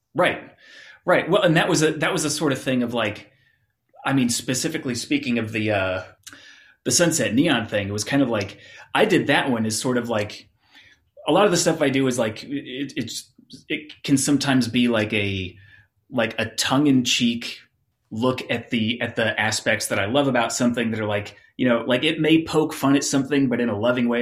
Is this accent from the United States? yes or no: yes; Phoenix, Arizona, United States; I grew up in Phoenix, Arizona